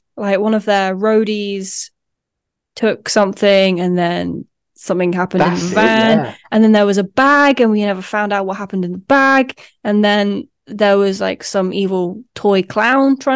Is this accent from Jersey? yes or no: yes; Jersey; growing up in Jersey, like our little cinema that we have was only doing one showing of it